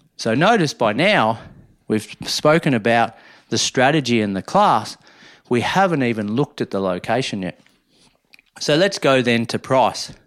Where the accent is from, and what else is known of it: Minyip, Victoria, Australia; born or raised there; moved away